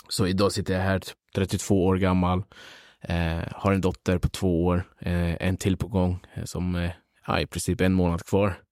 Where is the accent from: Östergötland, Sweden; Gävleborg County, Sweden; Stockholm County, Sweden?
Stockholm County, Sweden; Upplands-Bro; also born or lived in Kurdistan, northern Iraq; uppvuxen i Upplandsbro. Eh, men eh, vi börjar tillbaka. Jag föddes i Kurdistan, norra Irak. Flyttade hit eh, när jag var nio år